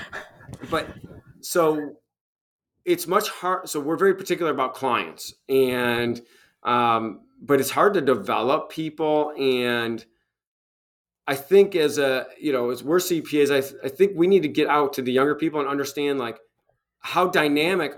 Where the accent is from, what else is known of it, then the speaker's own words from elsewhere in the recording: Michigan, United States; now in Tennessee, United States; my home state of former home state of Michigan, and in here in Tennessee